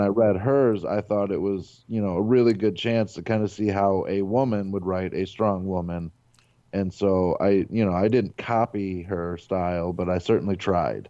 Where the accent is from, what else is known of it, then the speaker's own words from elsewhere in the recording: Avon Lake, Ohio, United States; I'm from Avon Lake, Ohio, which is in the Cleveland area